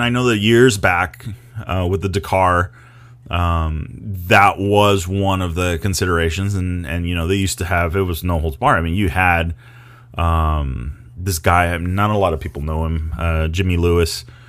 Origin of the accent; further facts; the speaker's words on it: Mexico; I grew up in Baja